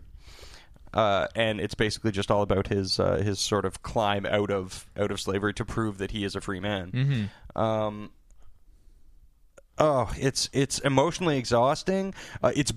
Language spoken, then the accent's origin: English; Canada; being a Canadian